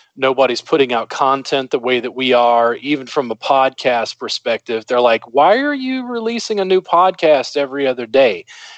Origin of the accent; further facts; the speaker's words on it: the South, United States; now in Austin, United States; I'm a Southerner